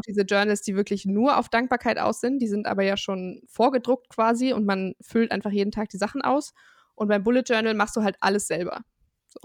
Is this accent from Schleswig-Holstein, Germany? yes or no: no; Bonn, North Rhine-Westphalia, Germany; ich komme aus Bonn im wunderschönen Rheinland